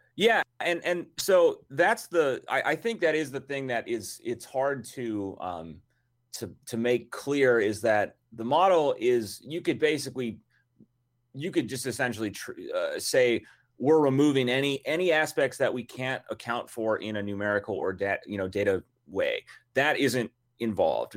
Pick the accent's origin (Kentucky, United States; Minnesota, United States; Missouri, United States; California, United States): Minnesota, United States; I'm from Minnesota.